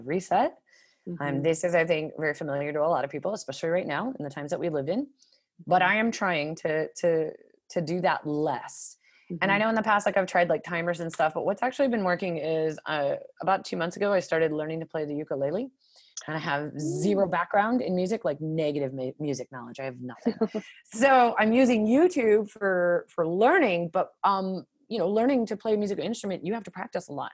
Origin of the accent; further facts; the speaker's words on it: Las Vegas, Nevada, United States; I come from Las Vegas